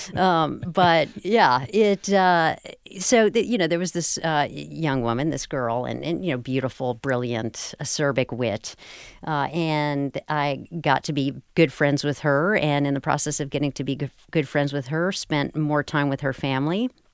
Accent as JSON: {"language": "English", "town": "Durham", "region": "North Carolina", "country": "United States", "tie": "born or raised there", "said": "I grew up in Parkwood, a tiny little subdivision in southeastern Durham County"}